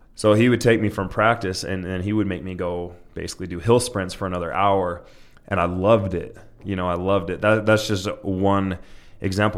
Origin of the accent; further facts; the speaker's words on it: Utah, United States; I was born and raised in Utah.